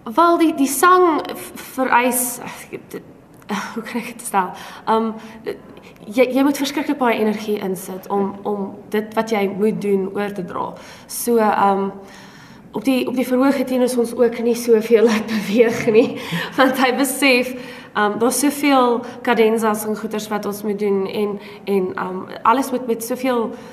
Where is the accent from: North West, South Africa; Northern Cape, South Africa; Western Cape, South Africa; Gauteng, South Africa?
Gauteng, South Africa; Brakpan; moved away as an adult; also born or lived in Pretoria; ek is daar gebore en ek het daar groot geword